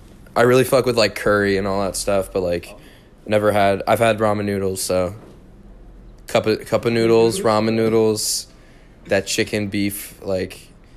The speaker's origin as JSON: {"language": "English", "region": "New Jersey", "country": "United States", "tie": "born or raised there", "moved": "as an adult"}